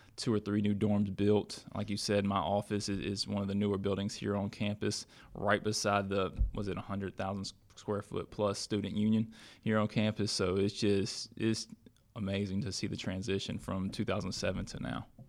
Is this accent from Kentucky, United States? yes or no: no; South Mills, North Carolina, United States; also born or lived in Burlington, North Carolina / Buies Creek, North Carolina; I grew up in a little city of South Mills, um, in Camden, and, uh, I was born in Burlington, North Carolina, actually, but at a very young age moved out there